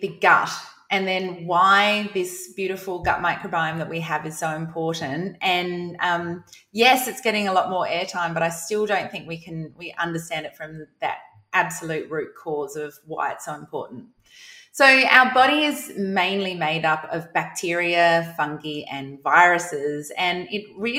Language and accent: English; South Australia, Australia; moved away as an adult; now in Queensland, Australia; I'm from South Australia